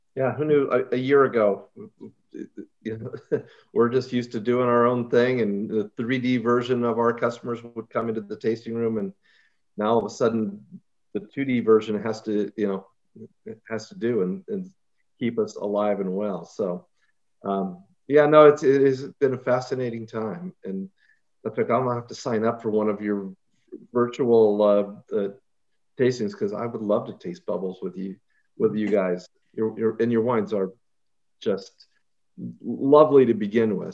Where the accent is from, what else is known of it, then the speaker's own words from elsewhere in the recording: Ukiah, California, United States; I grew up in Ukiah